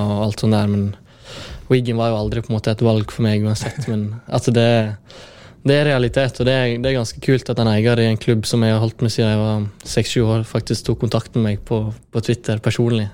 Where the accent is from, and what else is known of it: Årdal, Vestland, Norway